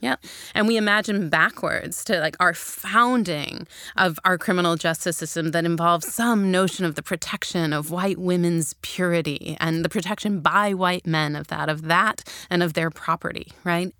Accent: Chicago, Illinois, United States; I grew up in Chicago at the height of what we called the crack epidemic

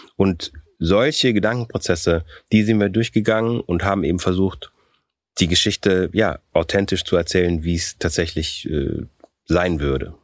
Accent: Germany; also born or lived in Austria; ich bin in Österreich geboren worden, ich bin mit sechs Jahren nach Deutschland gekommen, ich habe hier Abitur gemacht, ich habe einen, einen deutschen Pass

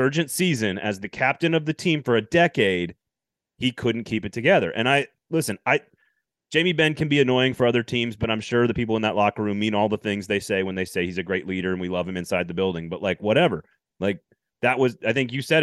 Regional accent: Madison, Wisconsin, United States; I'm from Madison

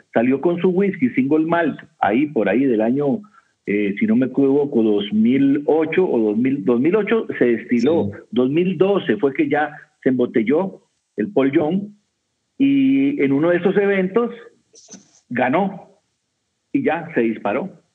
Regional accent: Costa Rica; soy de Costa Rica

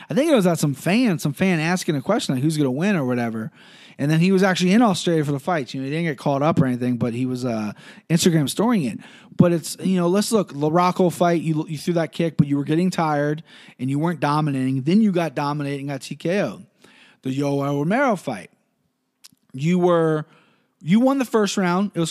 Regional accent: Cincinnati, Ohio, United States; growing up in Cincinnati and being an MMA fan

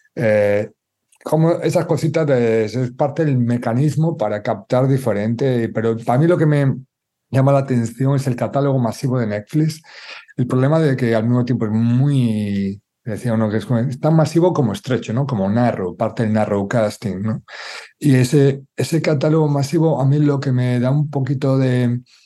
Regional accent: Galicia, Spain; como gallego

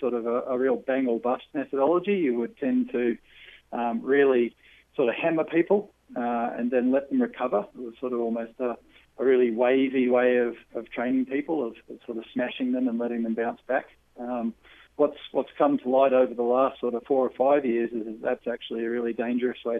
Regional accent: Australia; also born or lived in New Zealand; I'm an Aussie

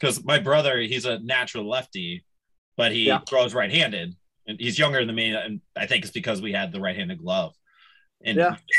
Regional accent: Omaha, Nebraska, United States; I grew up in Omaha or Nebraska, so CWS was always our ticket.

